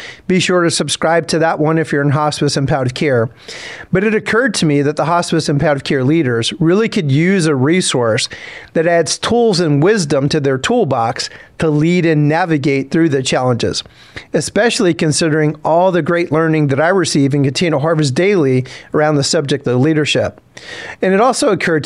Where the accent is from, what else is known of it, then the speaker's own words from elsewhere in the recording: South Louisiana, United States; I grew up in South Louisiana